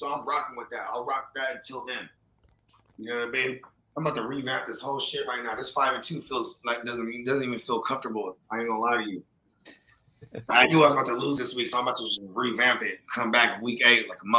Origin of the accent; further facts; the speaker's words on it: Northern California, United States; I'm from Northern Cali